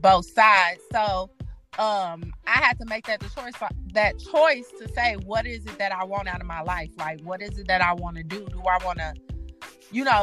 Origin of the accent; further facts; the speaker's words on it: Chicago, Illinois, United States; now in Milwaukee, United States; I am originally from Chicago